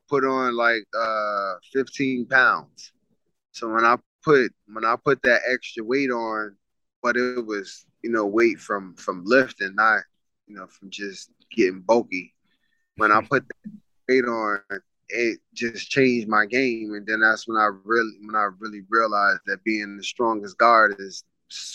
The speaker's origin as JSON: {"language": "English", "town": "New York City", "region": "New York", "country": "United States", "tie": "born or raised there", "said": "growing up in Coney Island"}